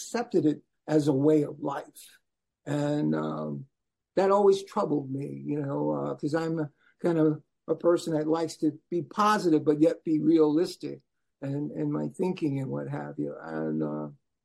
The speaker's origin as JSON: {"language": "English", "town": "New York City", "region": "New York", "country": "United States", "tie": "born or raised there", "also_born_or_lived": "Nebraska", "moved": "as an adult", "said": "born and raised in Brooklyn, New York. Left there in 1969 to go to Chadron State College in northwest corner of Nebraska"}